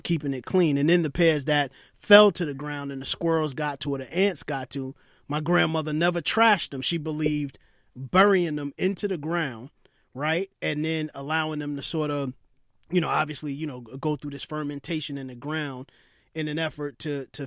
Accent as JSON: {"language": "English", "town": "New York City", "region": "New York", "country": "United States", "tie": "born or raised there", "said": "I grew up in Brooklyn"}